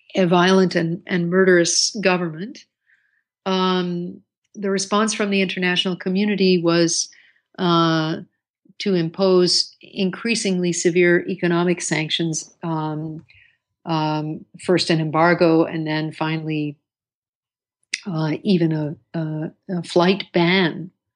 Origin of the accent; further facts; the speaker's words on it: New York City, New York, United States; I grew up in the Bronx